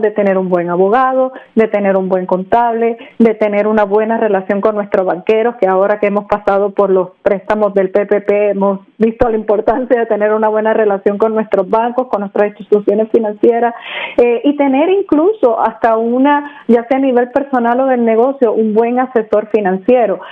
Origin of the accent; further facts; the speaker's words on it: Puerto Rico; also born or lived in Mexico; now in Orlando, United States; yo nací en México, me crié en Puerto Rico y mi papá era de la República Dominicana